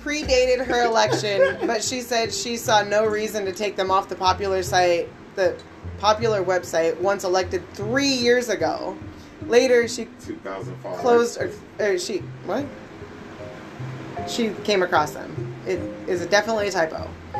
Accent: Pendleton, Oregon, United States; moved away; my hometown, Pendleton.

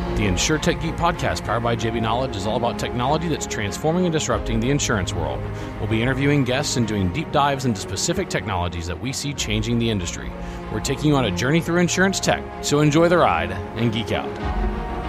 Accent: Baton Rouge, Louisiana, United States; I was born and raised in Baton Rouge

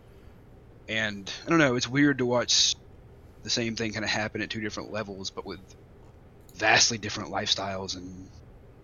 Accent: Alabama, United States; I'm from Alabama

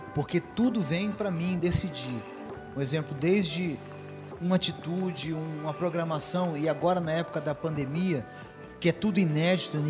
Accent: Foz do Iguaçu, Paraná, Brazil; moved away as an adult; also born or lived in Engenheiro Beltrão, Paraná / Toledo, Paraná; now in Goiânia, Brazil; Não nasci em Foz do Iguaçu, nasci no norte do Paraná, numa cidade chamada Engenheiro Beltrão. Mas na região de Foz do Iguaçu, onde eu fui criado

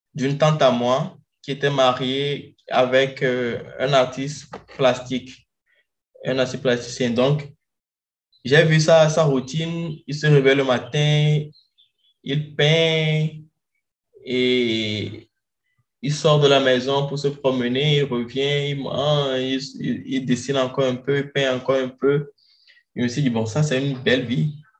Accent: Lomé, Maritime, Togo; moved away as an adult; also born or lived in Guinea; now in Rio de Janeiro, Brazil; je suis togolais d'origine et je suis né au Togo à Lomé.

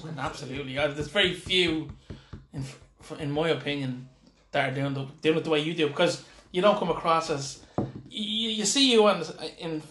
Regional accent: Dublin, Leinster, Ireland; also born or lived in Finglas, Dublin; when I moved from East Wall, that's where I'm originally from, I moved out to Finglas

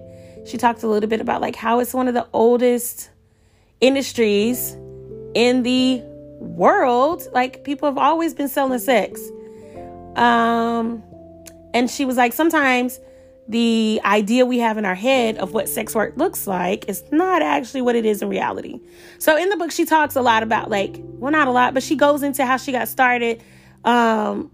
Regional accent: Atlanta, Georgia, United States; I'm from Atlanta

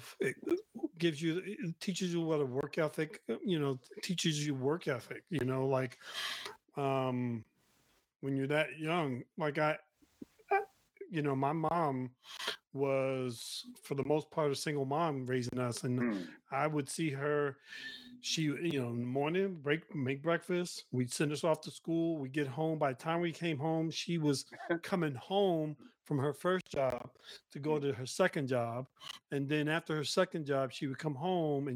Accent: Newark, New Jersey, United States; I grew up in Newark. So the streets of Newark was not exactly the safest place

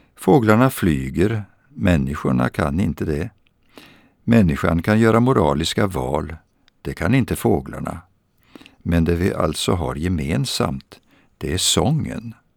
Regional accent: Vadstena, Östergötland, Sweden; Vadstena i centrum. Där växte jag upp

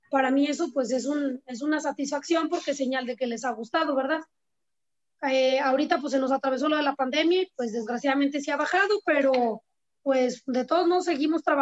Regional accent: San Julián, Jalisco, Mexico; yo soy de San Julián, Jalisco, y en San Julián pues la mayoría son ganaderos.

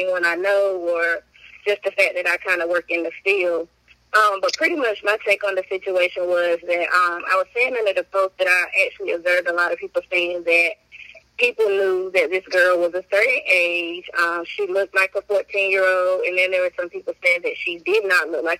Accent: Wilson, North Carolina, United States; I am from Wilson, North Carolina, raised here in high school

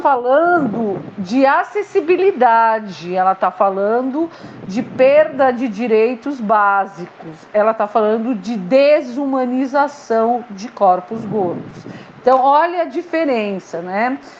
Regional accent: São Paulo, Brazil; moved away as an adult; also born or lived in Marília; now in Chapada dos Guimarães, Brazil; eu sou paulistana, mas uhum. eu saí de São Paulo para fazer faculdade no interior, em Marília

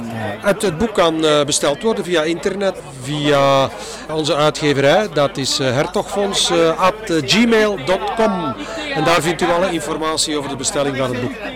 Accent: Flanders, Belgium; als Vlaming

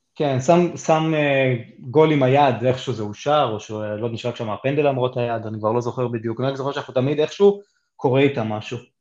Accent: Israel

